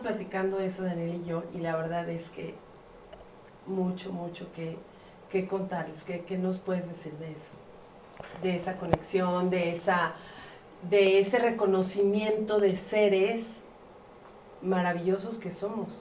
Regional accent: Mexico City, Mexico; moved away; yo soy de la Ciudad de México, cuando vivía allá

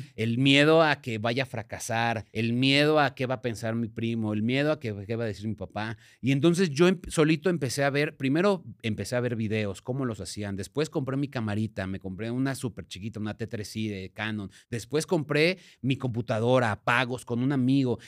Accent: Ciudad Nezahualcóyotl, State of Mexico, Mexico; yo soy de Ciudad Nesa

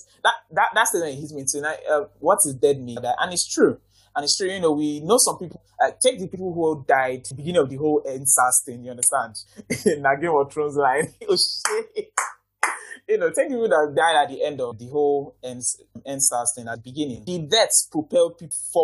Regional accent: Nigeria; I'm so proud as a Nigerian

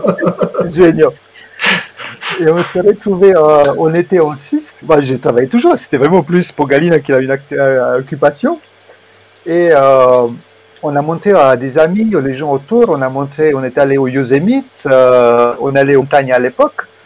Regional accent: Germany; moved away as an adult; also born or lived in Romania / Switzerland; je suis né en Roumanie et j'ai grandi en Allemagne en fait euh, à partir de l'âge de 7 ans jusqu'à mon bac

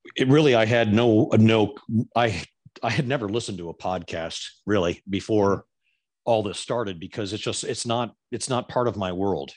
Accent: Florida, United States; I'm from Florida

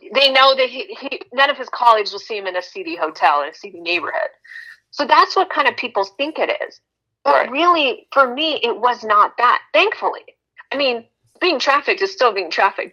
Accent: Texas, United States; moved away; also born or lived in Las Vegas / Thailand; I was originally from Texas

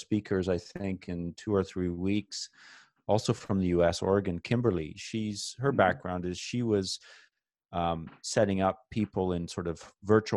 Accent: Canada; as a Canadian flying down to the United States

